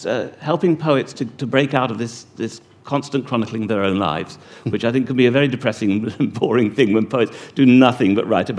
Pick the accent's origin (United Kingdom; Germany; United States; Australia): United Kingdom; England; moved away as an adult; now in Wales, United Kingdom; I'm English